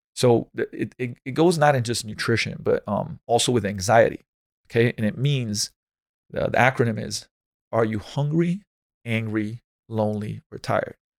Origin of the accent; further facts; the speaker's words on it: Slovenia; moved away as an adult; now in United States; I come from Slovenia, it's like, in this winter, there's a lot of snow